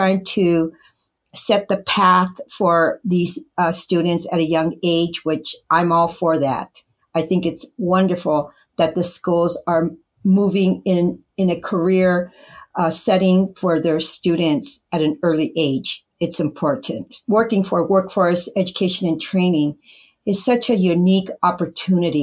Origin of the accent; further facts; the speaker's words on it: California, United States; first language English; I am first generation, born and raised in the United States or California, born and raised